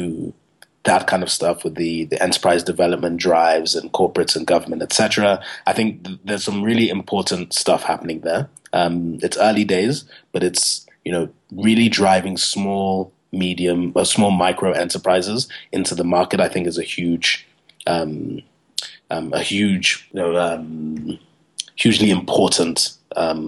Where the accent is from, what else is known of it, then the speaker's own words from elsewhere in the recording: Nigeria; now in South Africa; I'm originally from Nigeria